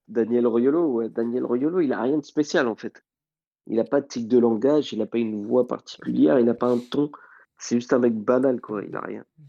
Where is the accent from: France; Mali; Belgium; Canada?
Mali; En tant que Malien